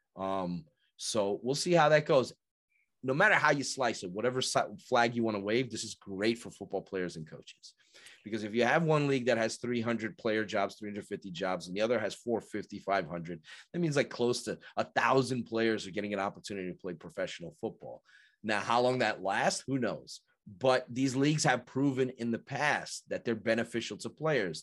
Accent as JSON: {"language": "English", "country": "United States", "moved": "yes", "said": "I'm originally from New York, so I'm used to saying certain words"}